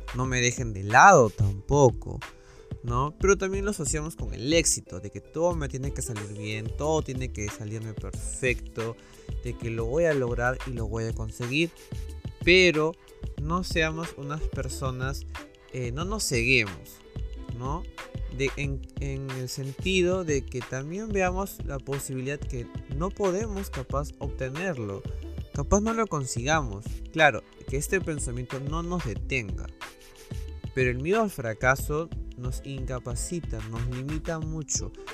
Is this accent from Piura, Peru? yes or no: no; Lima, Peru; yo soy de Perú, de Lima